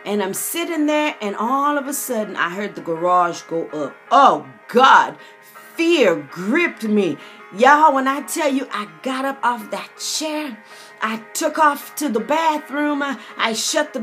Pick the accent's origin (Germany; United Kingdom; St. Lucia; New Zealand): St. Lucia; Growing up on the Caribbean island of St. Lucia